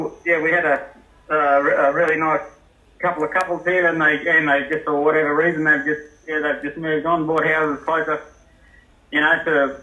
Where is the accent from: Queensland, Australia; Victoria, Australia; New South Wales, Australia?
Queensland, Australia; central; we're from Billawila, central Queensland.